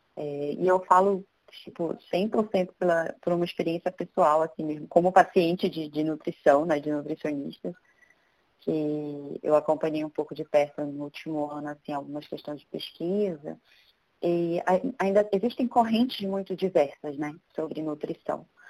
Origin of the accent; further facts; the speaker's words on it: Belém, Pará, Brazil; moved away as an adult; now in São Paulo, Brazil; eu sou de Belém do Pará, eu nasci lá, me formei lá, inclusive, e vim para São Paulo em 2011